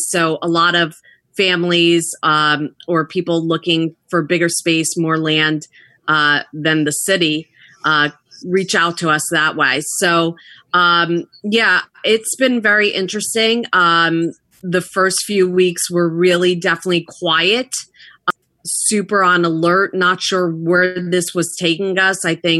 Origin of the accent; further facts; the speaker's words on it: New Jersey, United States; also born or lived in Queens, New York; I'm in Basking Ridge, New Jersey. We've been here 14 years. I love it. I was born in Queens when my parents and older brother immigrated from Russia. And then they moved to Jersey, and I've been a Jersey girl ever since.